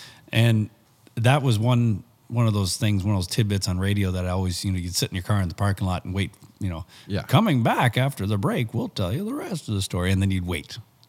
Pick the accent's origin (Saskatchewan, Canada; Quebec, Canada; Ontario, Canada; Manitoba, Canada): Ontario, Canada; Barrie; also born or lived in Camrose, Alberta / Bashaw, Alberta; So I was born in Barrie